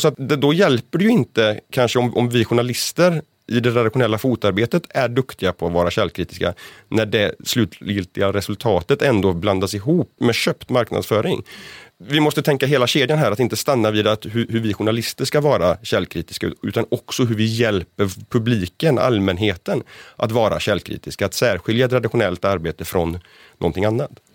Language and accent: Swedish; northern Bohuslän, Västra Götaland, Sweden; i norra Bohuslän, där jag kommer ifrån